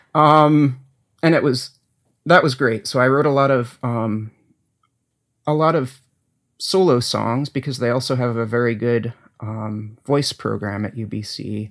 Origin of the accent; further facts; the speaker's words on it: New England, United States; moved away; also born or lived in Ithaca, New York; I grew up in New England